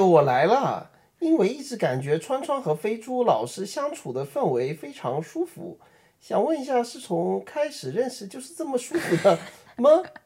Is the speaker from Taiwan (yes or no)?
no; Beijing, China; accent: Beijing accent (北京腔); 我们就上班儿，在那个北京上班儿